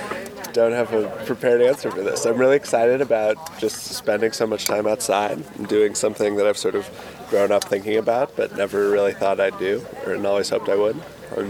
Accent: Portland, Oregon, United States; I'm from Portland, Oregon.

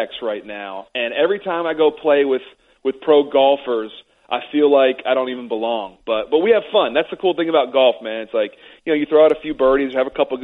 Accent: Severna Park, Maryland, United States; I grew up in Smyrna Park, Maryland

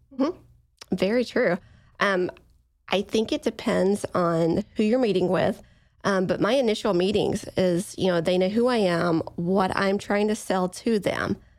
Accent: East Coast, United States; I'm from the East Coast

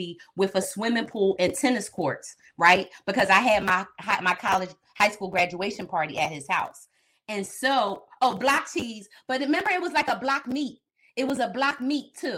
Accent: Philadelphia, Pennsylvania, United States; I am from Philly

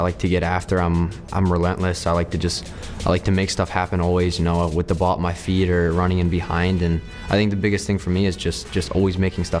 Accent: Medford, New Jersey, United States; I grew up in Medford, New Jersey, a pretty small town. Everybody knows each other, and yeah, I mean, it's a pretty big soccer town

